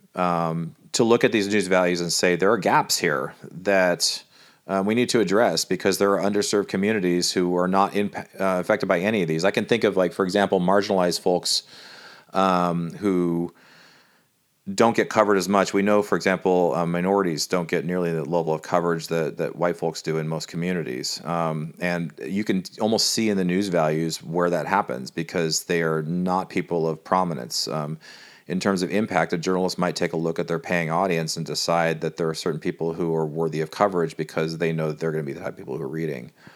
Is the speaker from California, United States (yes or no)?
yes; California, United States; moved away; I, I'm from California